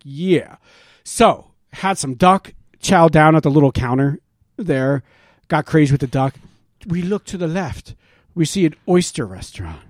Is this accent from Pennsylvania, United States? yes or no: yes; Quakertown, Pennsylvania, United States; moved away; we went to Quakertown, Pennsylvania. Took the drive up to my hometown.